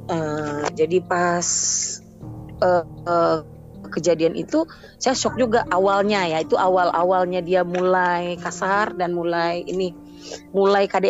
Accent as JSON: {"language": "Indonesian", "region": "Sumatra", "country": "Indonesia", "moved": "as an adult", "said": "di Sumatera di Sumatera pokoknya saya dulu mm. di Sumatera lalu hijrah ke sini mm. suami bawa saya tahun 2015 ke sini"}